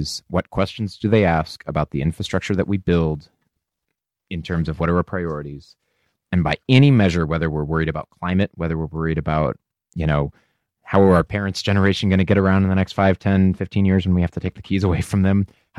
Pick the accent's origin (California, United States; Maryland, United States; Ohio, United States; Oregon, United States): Oregon, United States; Washington County; I grew up in Washington County